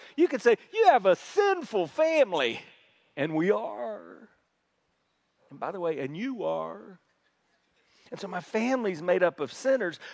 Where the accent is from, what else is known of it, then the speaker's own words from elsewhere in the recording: South Carolina, United States; we're from South Carolina. If I know with my accent, you probably assumed I was from New York, but I'm from South Carolina